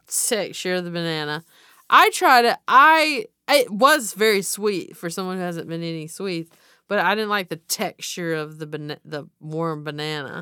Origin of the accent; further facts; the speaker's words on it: the South, United States; I'm from the South.